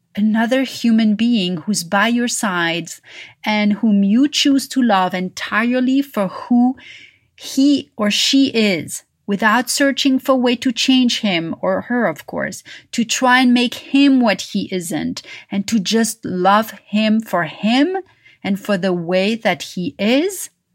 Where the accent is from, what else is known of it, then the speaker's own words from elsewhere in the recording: Paris, Île-de-France, France; moved away; growing up in Paris.